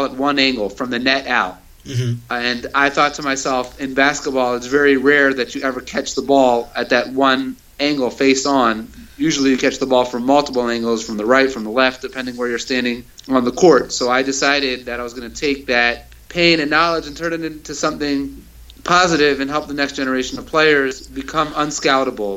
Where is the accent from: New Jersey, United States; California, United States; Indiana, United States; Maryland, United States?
Maryland, United States; Baltimore; moved away as an adult; also born or lived in Israel; I grew up in Baltimore, Maryland